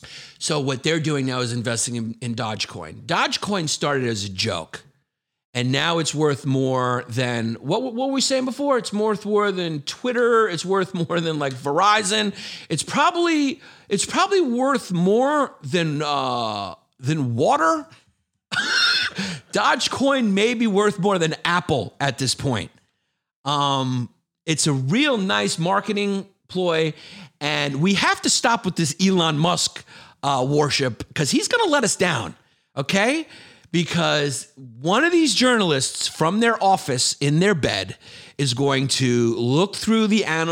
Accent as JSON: {"language": "English", "region": "Scotland", "country": "United Kingdom", "said": "I'm from Scotland. Just talk normal, dude."}